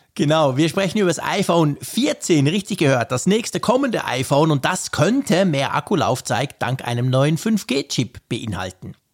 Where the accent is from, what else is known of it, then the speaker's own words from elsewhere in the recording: Switzerland; also born or lived in Bern; als Schweizer aus den Bergen